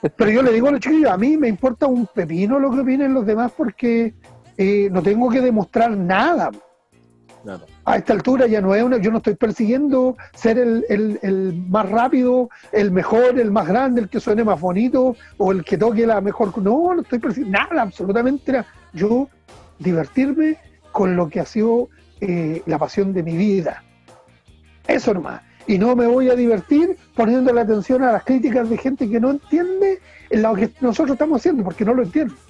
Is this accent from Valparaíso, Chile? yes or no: no; Chimbarongo, O'Higgins, Chile; also born or lived in Nancagua / Puente Negro / San Fernando; yo soy nancagüino de nacimiento. Me criaron en Chimbarongo